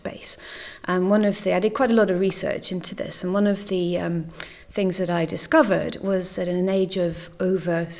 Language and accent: English; Scotland, United Kingdom; moved away; also born or lived in Cornwall; I come from Scotland originally